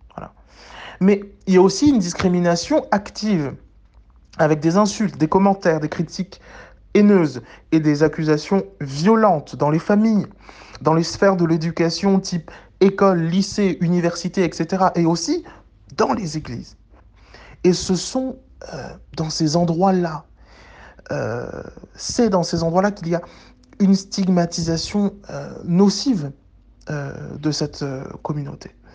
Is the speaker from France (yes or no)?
no; Pointe-Noire, Republic of the Congo; je suis originaire du Congo-Brazzaville particulièrement dans, la, ville de, de Pointe-Noire